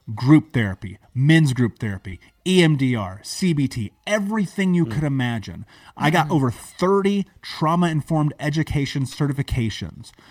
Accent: United States; I grew up in America. I grew up in a major city.

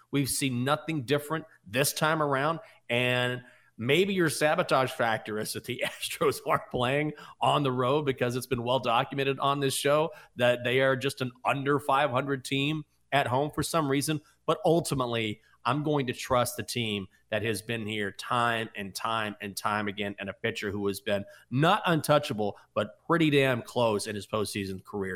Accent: Breckenridge, Texas, United States; I'm from God, Breckenridge, Texas

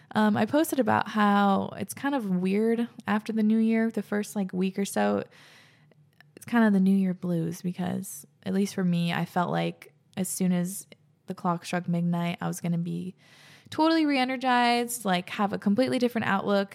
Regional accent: Whidbey Island, Washington, United States; growing up on Whidbey

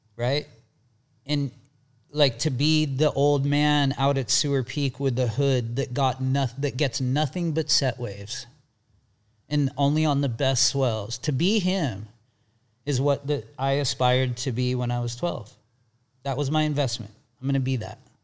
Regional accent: Bay Area, California, United States; moved away as an adult; also born or lived in Santa Cruz; I grew up in the Bay Area

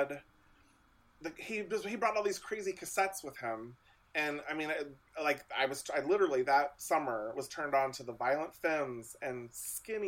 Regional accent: Lewisburg, Ohio, United States; now in Austin, United States; I grew up very rural Ohio. I grew up almost on the Indiana border between Dayton and Cincinnati, Ohio.

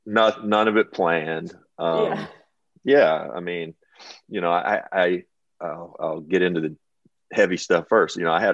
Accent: Kentucky, United States; I'm from Kentucky.

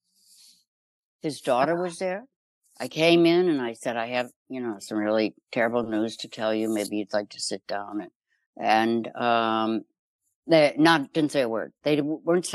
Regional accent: Chicago, Illinois, United States; I grew up in Chicago.

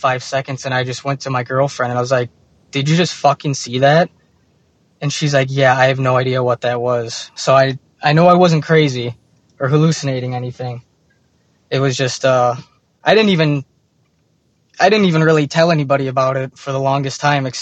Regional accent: Streamwood, Illinois, United States; I'm from Streamwood, Illinois

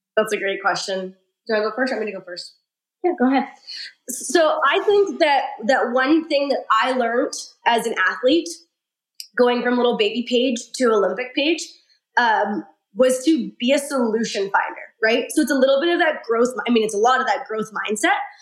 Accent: Saskatchewan, Canada; I'm from Saskatchewan. It's a teeny tiny little rural province.

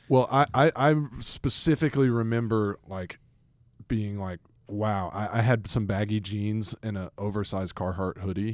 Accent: Atlanta, Georgia, United States; growing up in Atlanta

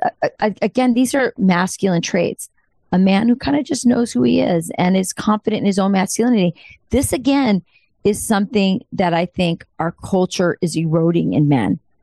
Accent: Southwest, United States; I'm Hispanic from the Southwest

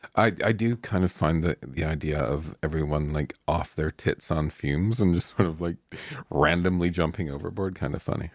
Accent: Lake Huron, Ontario, Canada; moved away as an adult; now in Vancouver, Canada; I grew up splashing around in Lake Huron

